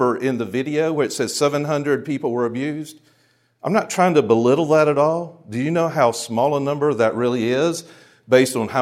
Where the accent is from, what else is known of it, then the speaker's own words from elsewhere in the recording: Charlotte, North Carolina, United States; the church I grew up in Charlotte